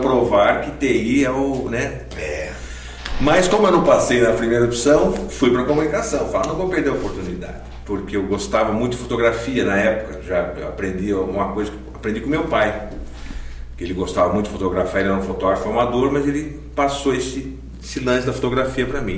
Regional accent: São Caetano do Sul, São Paulo, Brazil; also born or lived in Campinas; a minha infância, eu morava em São Paulo, em São Caetano, e desde pequenininho a, a nossa igreja em São Caetano era a igreja metodista

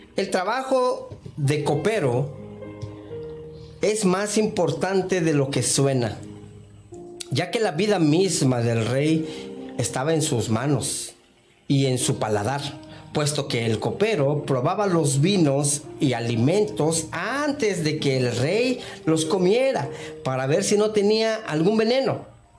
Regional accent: Mexico; cuando era niño, allá en México

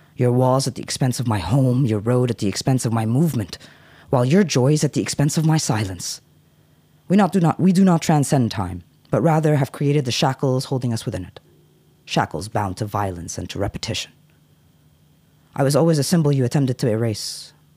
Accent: United States; moved away; I grew up in the States

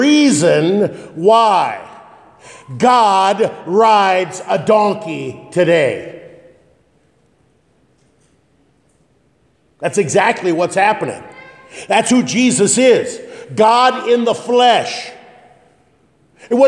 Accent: Northeast Nebraska, United States; when I was a youngster growing up in Northeast Nebraska

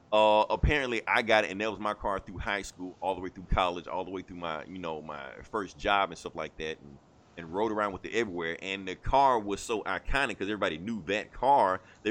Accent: Atlanta, Georgia, United States; I claim Atlanta because, like I said, technically I'm from Atlanta.

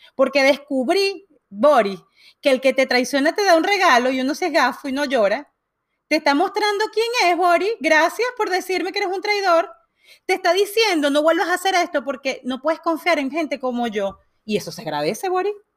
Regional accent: Venezuela; moved away; yo vengo de Venezuela y, y de alguna manera crecí viendo este, este, gobierno

